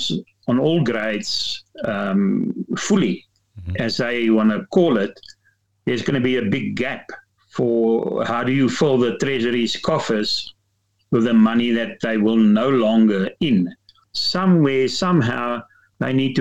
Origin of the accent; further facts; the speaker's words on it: South Africa; we as South African motorists and citizens